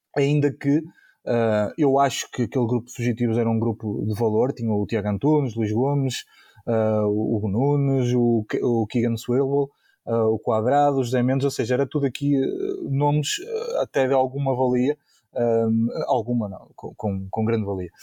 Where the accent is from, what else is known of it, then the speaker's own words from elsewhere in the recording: Maia, Porto District, Portugal; a minha terra de, de nascimento, não é? Aqui na zona de Irmesim, de Valon, Maia